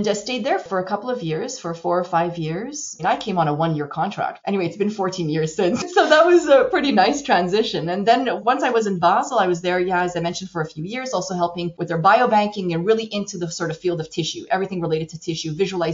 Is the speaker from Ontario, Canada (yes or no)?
no; Montreal, Quebec, Canada; moved away; I'm actually from Montreal, Canada. So I'm a Canadian. I was educated at McGill